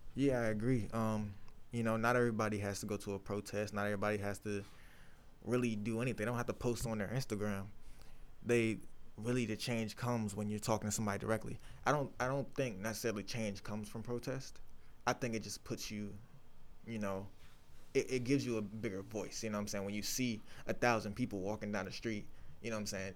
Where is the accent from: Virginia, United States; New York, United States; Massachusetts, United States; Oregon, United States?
Virginia, United States; Chesterfield; I'm from Chesterfield, Virginia